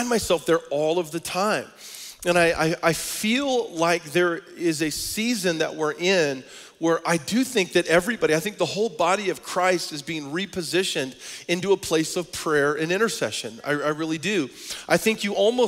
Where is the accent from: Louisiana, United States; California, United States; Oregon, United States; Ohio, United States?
Oregon, United States; Portland; moved away; my hometown where we come from in Portland, Oregon